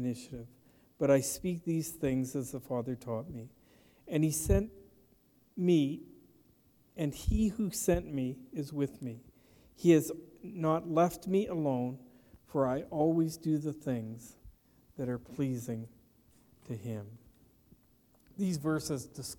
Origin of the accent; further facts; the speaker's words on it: Petrolia, Ontario, Canada; growing up in Petroleum, Ontario, I delivered newspapers for a number of years